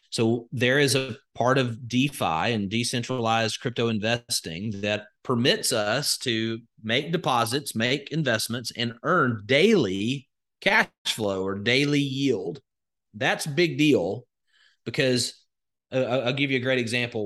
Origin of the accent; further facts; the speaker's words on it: Alabama, United States; I'm from Alabama, born and raised, grew up in a very rural setting